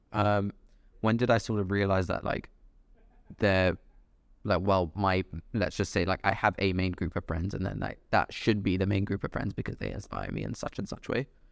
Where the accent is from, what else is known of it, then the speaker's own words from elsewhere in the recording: London, United Kingdom; also born or lived in Dubai; I grew up in London, lived in Dubai for a few years, came back for university.